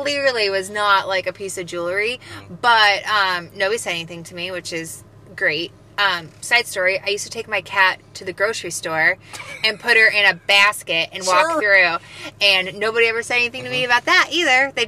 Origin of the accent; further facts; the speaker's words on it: United States; I'm American